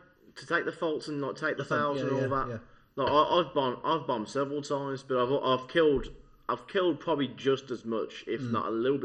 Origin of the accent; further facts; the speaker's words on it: Birmingham, West Midlands, United Kingdom; Birmingham is my hometown, but I'm talking about my certain sub-town, or Erdington.